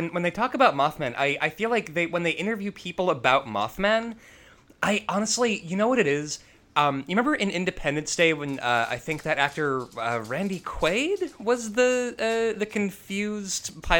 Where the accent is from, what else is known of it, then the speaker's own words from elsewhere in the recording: Chicago, Illinois, United States; also born or lived in Schaumburg, Illinois; growing up in Chicago